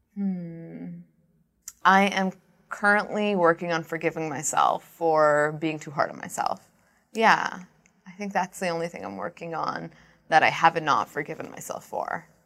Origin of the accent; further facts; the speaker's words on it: Brampton, Ontario, Canada; Brampton's my hometown